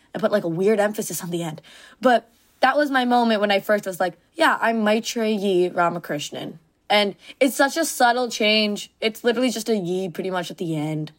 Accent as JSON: {"language": "English", "town": "Mississauga", "region": "Ontario", "country": "Canada", "tie": "born or raised there", "said": "my suburb of Mississauga"}